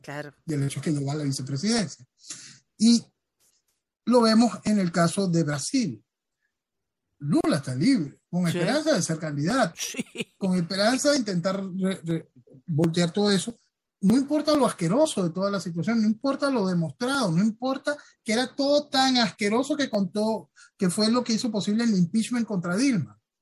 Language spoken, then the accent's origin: Spanish; Venezuela